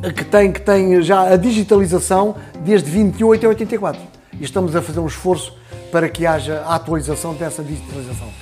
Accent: Santarém, Santarém District, Portugal; eu que sou de Santarém

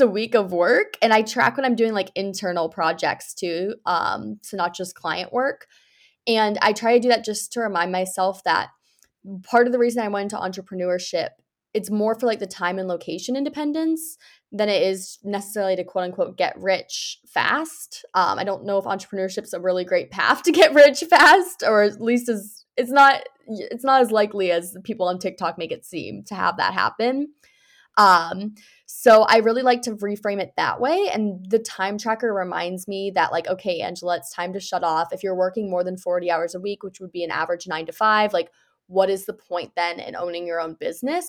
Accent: United States; I'm originally from the United States

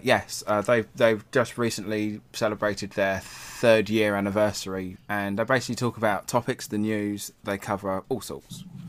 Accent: England, United Kingdom; we're English

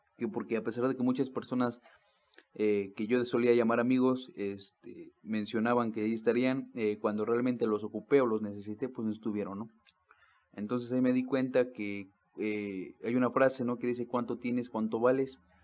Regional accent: Mexico City, Mexico; moved away; also born or lived in Actopan; soy de allá del DF

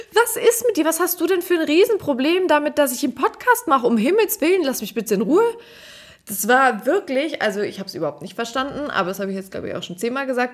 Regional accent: Swabia, Germany; accent: Swabian; moved away; wenn ich zu Hause bin, rede ich halt Schwäbisch

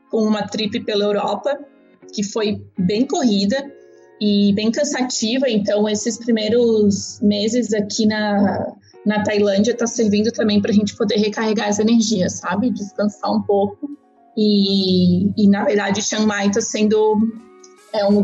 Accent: Argentina; born there; não, eu não sou brasileira, nasci na Argentina e blá blá blá.

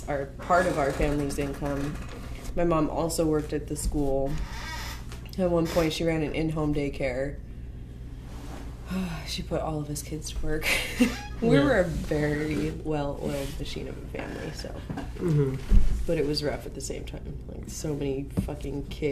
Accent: Wellpinit, Washington, United States; moved away; I grew up on the Spokane Indian Reservation, Wellpinit, Washington, a.k.a. Bumfuck Nowhere

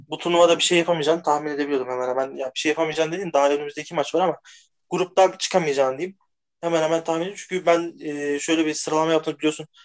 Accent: Turkey; Ya ben aslen e, Türk değil Macar asıllı diye bir şey yapım. Türk'üm.

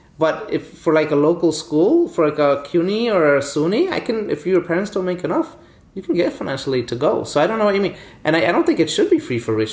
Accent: New York City, New York, United States; I grew up in Brooklyn

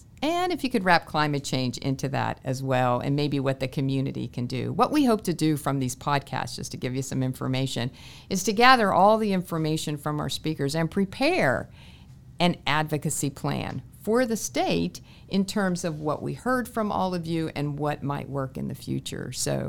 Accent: Pennsylvania, United States; now in Florida, United States; I'm from Pennsylvania

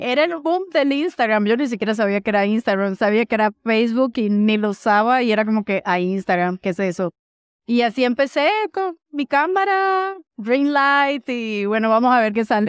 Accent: Venezuela; now in Mexico; soy venezolana, ya naturalizada mexicana

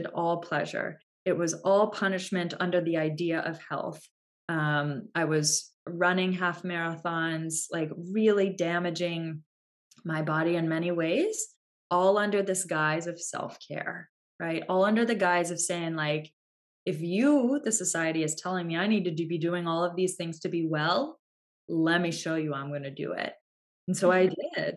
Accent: United States; we're American

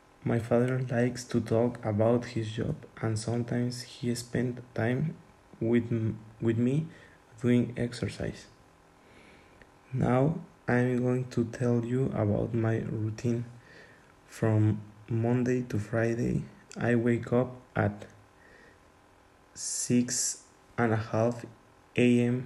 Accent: Tuxtla Gutiérrez, Chiapas, Mexico; English is a second language; I was born in Tuxtla Gutiérrez, Chiapas, so my nationality is Mexican.

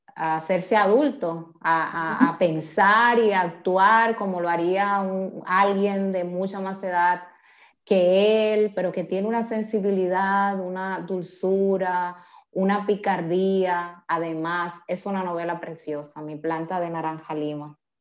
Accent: Dominican Republic; now in Spain; yo como mujer dominicana, migrante

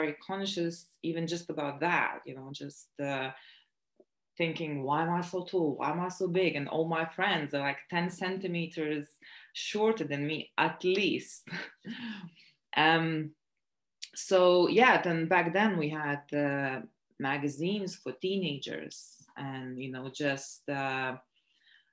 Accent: Latvia; moved away as an adult; also born or lived in Lithuania / South London; now in London, United Kingdom; I was born in Latvia, but I'm also Lithuanian, and I moved here when I was 18.

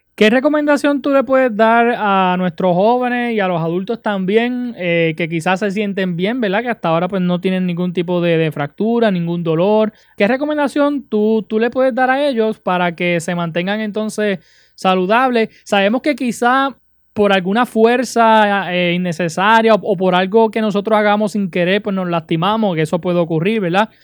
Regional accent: Utuado, Puerto Rico; mi pueblo de Utuado

